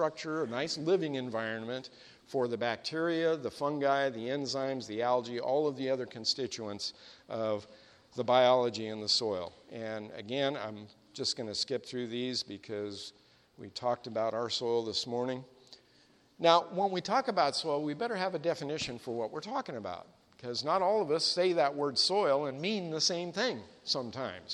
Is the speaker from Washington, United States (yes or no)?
no; Sacramento Valley, Northern California, United States; I grew up in the Sacramento Valley of Northern California